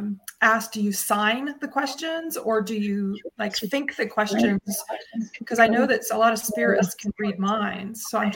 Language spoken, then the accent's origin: English; California, United States; now in Maryland, United States; I'm in Maryland, but I'm from California.